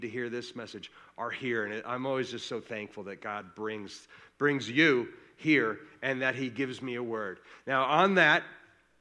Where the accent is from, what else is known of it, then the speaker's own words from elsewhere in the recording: Colorado, United States; we are from Colorado